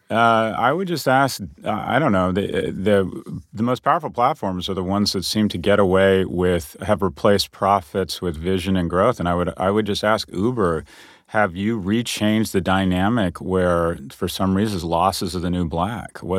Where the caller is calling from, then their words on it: New York, United States; I am what appears to be a closet somewhere in downtown Manhattan